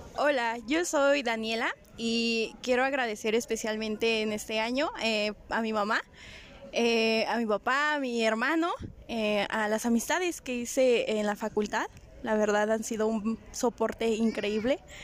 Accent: Puebla, Mexico; moved away; soy de Puebla y que me toca venir hasta acá

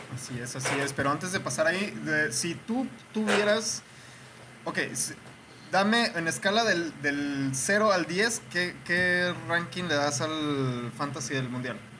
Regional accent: Mexico; a los que somos mexicanos

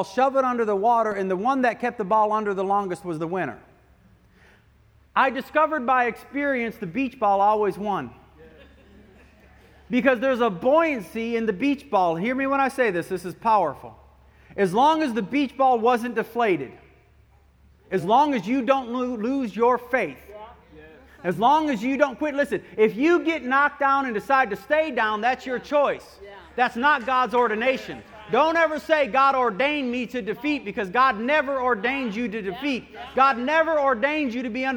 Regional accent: Michigan, United States; When I was a kid, I grew up in Michigan on the Great Lakes

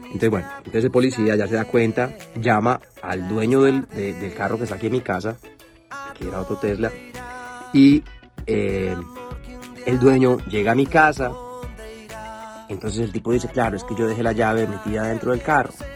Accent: Medellín, Antioquia, Colombia

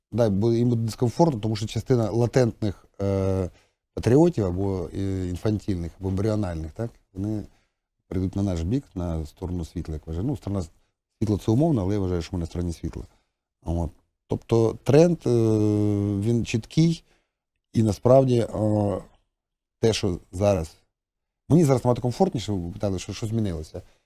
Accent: Donetsk, Donetsk Oblast, Ukraine; ми в Донецьку в дитинстві билися район на район?

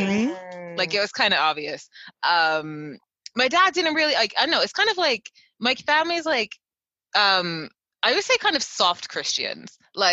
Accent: Reading, South East England, United Kingdom; Oh, so my family moved from, on my mom's side, they're Trinidadian and Jamaican, leaning more towards Trinidadian. So they moved to Reading in the 50s and 60s, and we've been here ever since.

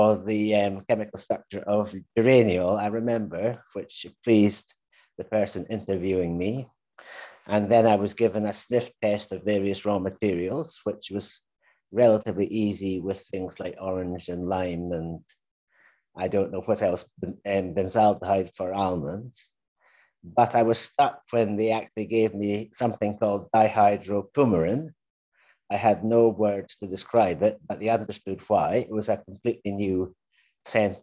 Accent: Speyside, Scotland, United Kingdom; moved away as an adult; also born or lived in London / Spain / Switzerland / Mexico; I come from the Speyside area in Scotland originally

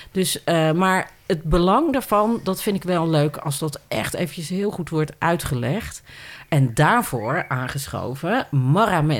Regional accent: Randstad, Netherlands; ik kom uit de Randstad

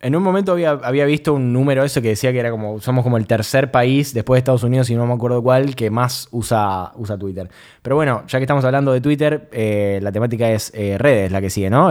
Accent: Argentina; orgullo argentino

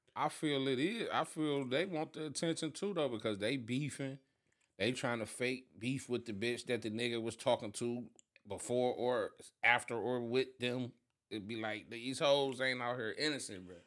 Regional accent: Cleveland, Ohio, United States; I'm from Ida

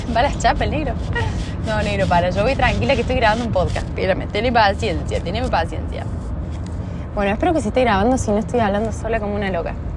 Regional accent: Argentina; en mi país

